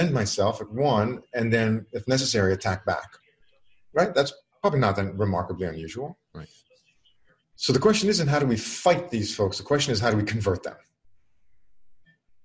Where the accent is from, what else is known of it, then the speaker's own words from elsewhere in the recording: Israel; moved away as an adult; now in United States; I was born and I grew up in Israel.